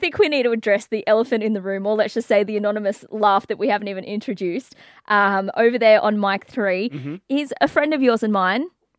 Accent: England, United Kingdom; Hello, I'm from England.

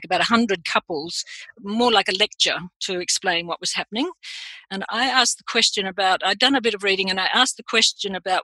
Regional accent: Australia; also born or lived in London; I am Australian

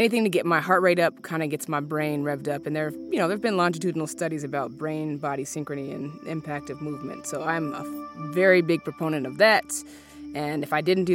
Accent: Seattle, Washington, United States; also born or lived in Alaska; My brother and I were raised in Seattle. We were born in Alaska.

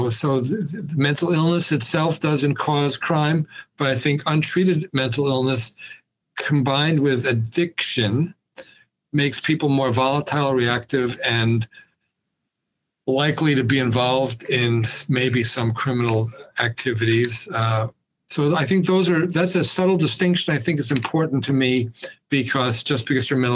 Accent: New York City, New York, United States; moved away as an adult; also born or lived in Binghamton, New York; I grew up in New York City

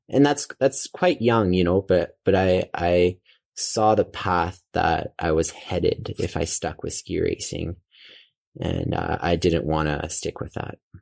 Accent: Calgary, Alberta, Canada; also born or lived in Bow Valley / Banff / Canmore; so I grew up, uh, in Calgary, uh, Alberta

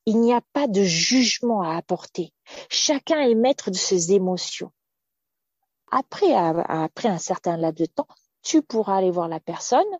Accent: France; je suis française, donc j'ai baigné dans une certaine éducation.

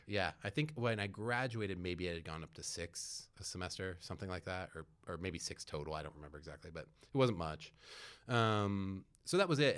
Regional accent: San Francisco, California, United States; also born or lived in Petaluma, California; I was born in San Francisco and then, um, moved up to Petaluma for high school and, and, um, then went to Cal. Um, so I'm a Bay Area kid, like, through and through

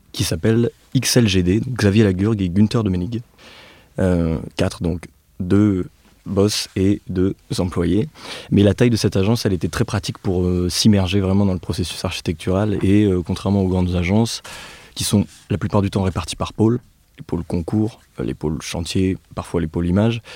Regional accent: Nevers, Bourgogne-Franche-Comté, France; moved away; also born or lived in Clermont-Ferrand; je suis né et j'ai grandi à Nevers, comme Félix. Donc c'est une ville de la Loire en Bourgogne

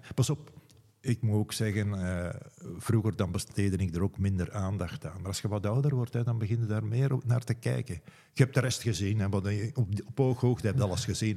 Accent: Meensel-Kiezegem, Flanders, Belgium; also born or lived in Leuven; now in Diest, Belgium; Ik kom van Meenselkiezingen, nu deelgemeente van Tiltwingen

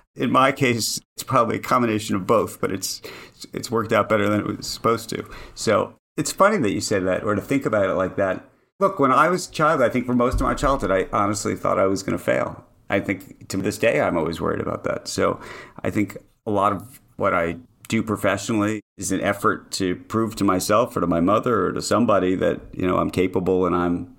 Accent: New York, United States; It's Central Park West. Now, by the way, Upper West Side at late 70s, not what it is today, but yes.

